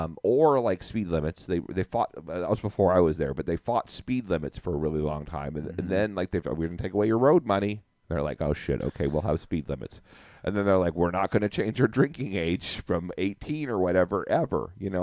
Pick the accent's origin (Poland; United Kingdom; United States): United States; Casper, Wyoming; born or raised there; moved away